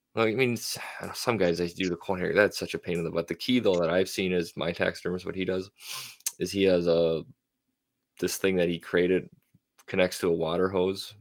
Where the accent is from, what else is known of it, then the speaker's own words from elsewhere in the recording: Minnesota, United States; now in North Dakota, United States; born and raised in Minnesota